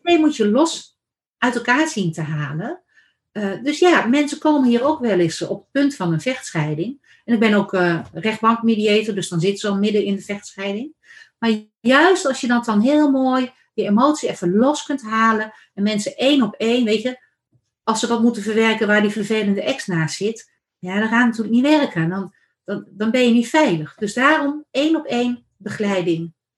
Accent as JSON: {"language": "Dutch", "region": "Randstad", "country": "Netherlands", "moved": "yes", "lives_now": "Achterhoek, Netherlands", "said": "ik kom van oorsprong uit de Randstad"}